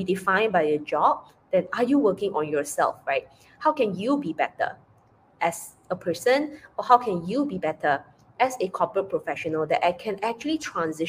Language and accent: English; Penang, Malaysia; moved away as an adult; I returned back to Penang, Malaysia, to spend time with her.